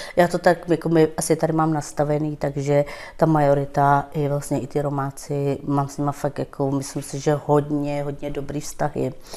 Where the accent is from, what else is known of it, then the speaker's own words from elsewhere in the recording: Stříbro, Plzeň Region, Czechia; first language Romani; Czech is a second language; also born or lived in northern Bohemia; Já jsem se tu narodila určitě ve Stříbře a bydleli jsme s našima chvilku v severních Čechách a pak vlastně jsme se vrátili sem k babi